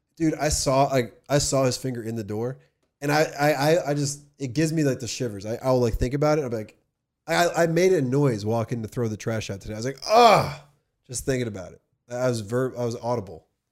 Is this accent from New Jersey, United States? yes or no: yes; New Jersey, United States; also born or lived in California; I was from New Jersey